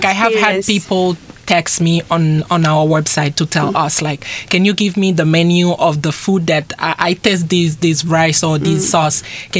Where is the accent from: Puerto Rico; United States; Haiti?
Haiti; now in Taiwan